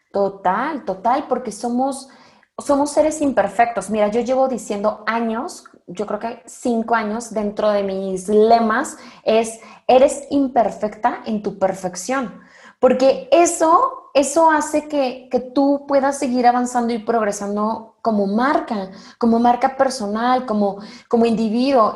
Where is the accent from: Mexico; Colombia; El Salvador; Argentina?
Mexico; hablo al menos por el mexicano